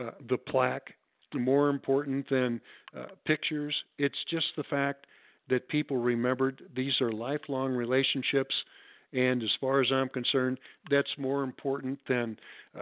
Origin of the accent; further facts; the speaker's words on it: St. Louis, Missouri, United States; moved away as an adult; also born or lived in Los Angeles; now in Las Vegas, United States; growing up in St. Louis in the 50s and the 60s